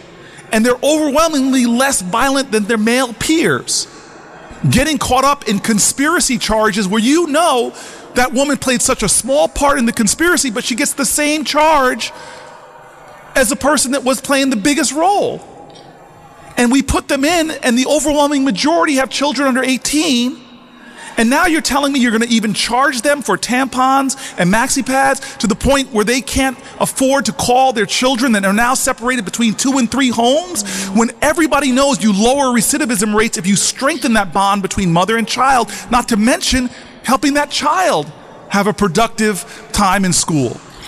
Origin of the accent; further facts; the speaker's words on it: northern New Jersey, United States; where I grew up in New Jersey, my parents literally had to get a white couple to pose as them to be the first black family to move into an affluent town in northern New Jersey.